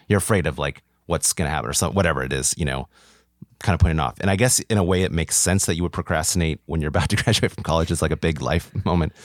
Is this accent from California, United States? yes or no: yes; Orange County, California, United States; I'm from Orange County originally